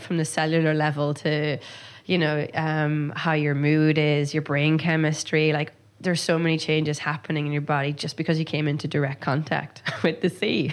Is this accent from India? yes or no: no; Donegal, Ulster, Ireland; growing up in Donegal